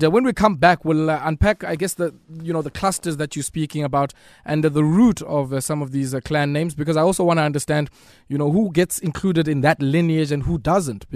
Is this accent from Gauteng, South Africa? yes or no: no; Eastern Cape, South Africa; where I grew up in the Eastern Cape was largely a stronghold of the Abatimbu